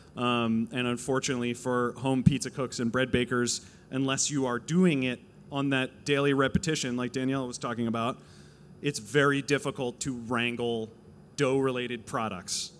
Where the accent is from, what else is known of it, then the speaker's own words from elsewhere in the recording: New Jersey, United States; now in Los Angeles, United States; I am a Jew from New Jersey.